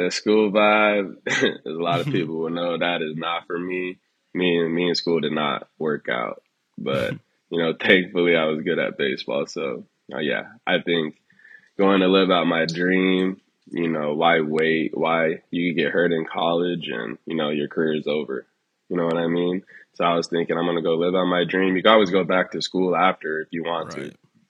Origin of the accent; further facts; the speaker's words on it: Long Beach, California, United States; Man, life growing up here was actually good, man. You know, it was really diverse, so really never had to deal with any bullshit any time.